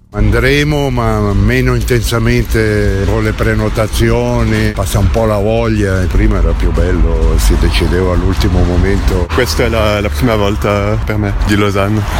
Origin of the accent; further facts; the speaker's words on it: Peru; Italian is a second language; now in Ticino, Switzerland; Io sono dal Perù, da adesso anche sono qui in Tisin.